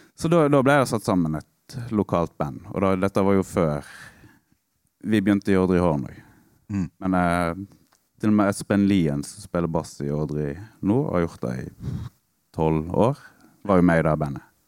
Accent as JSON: {"language": "Norwegian", "town": "Stord", "region": "Vestland", "country": "Norway", "tie": "born or raised there", "said": "På Stord, der jeg er fra, på barneskolen"}